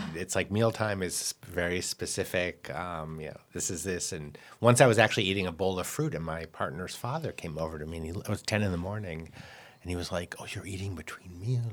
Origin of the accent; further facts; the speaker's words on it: United States; now in France; as an American